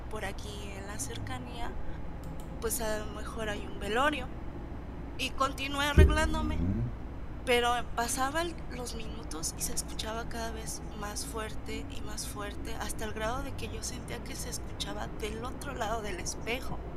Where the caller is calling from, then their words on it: Michoacán, Mexico; De Michoacán.